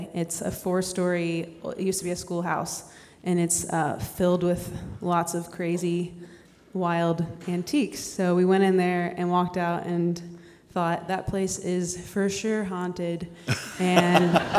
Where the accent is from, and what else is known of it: Pennsylvania, United States